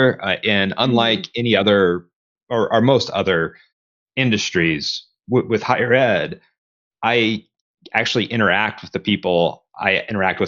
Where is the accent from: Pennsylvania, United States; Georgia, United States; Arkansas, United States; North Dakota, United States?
Arkansas, United States; Conway; moved away as an adult; also born or lived in Texas; here at the University of Central Arkansas, which is in my hometown